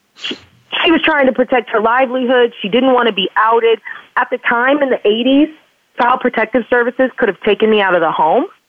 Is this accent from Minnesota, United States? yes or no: no; Indiana, United States; I grew up in Pence country, you know, Indiana, very sexually repressed state